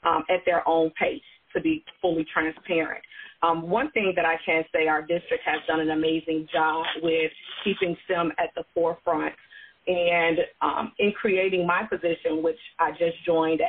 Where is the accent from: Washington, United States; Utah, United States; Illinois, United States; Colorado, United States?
Illinois, United States; Chicago; moved away; also born or lived in Atlanta, Georgia; I'm from Chicago, and I actually went to Chicago Vocational Career Academy there in the inner city of Chicago